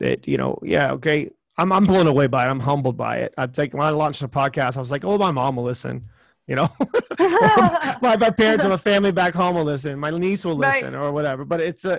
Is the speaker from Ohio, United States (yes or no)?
no; South Carolina, United States; now in England; I'm a country boy. I'm from South Carolina